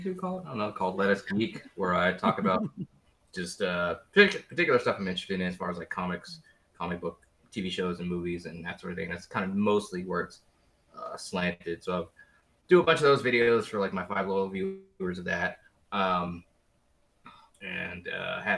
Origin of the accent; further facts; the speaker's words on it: Washington, District of Columbia, United States; moved away as an adult; also born or lived in Louisiana; now in Texas, United States; I'm born and bred in Washington, D.C.